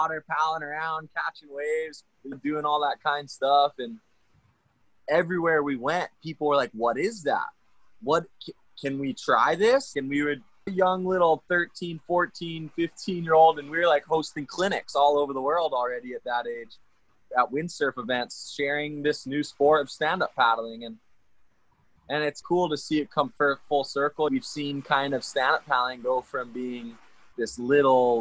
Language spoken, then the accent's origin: English; Kahana, Hawaii, United States; I grew up here on West Maui over in Kahana.